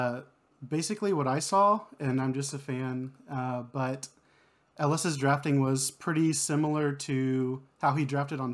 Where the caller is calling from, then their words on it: Kyle, Texas, United States; Kyle, Texas, just south of Austin.